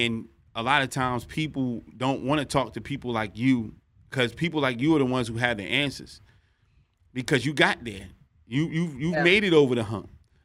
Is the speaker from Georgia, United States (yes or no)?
no; North New Jersey, United States; I'm from North New Jersey, one of the worst cities in the country when I was growing up, especially in the 90s, 80s and 90s